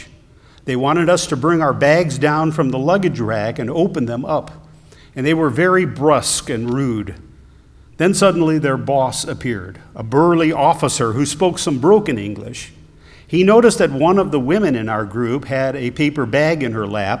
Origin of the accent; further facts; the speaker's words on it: Ohio, United States; moved away; I'm originally from Ohio